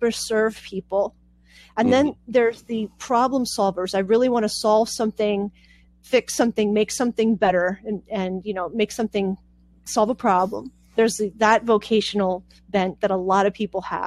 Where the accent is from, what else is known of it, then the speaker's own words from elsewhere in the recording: Pittsburgh, Pennsylvania, United States; also born or lived in Puerto Rico; now in Pennsylvania, United States; I was born in Puerto Rico, and we moved to Pittsburgh when I was about 4 and a half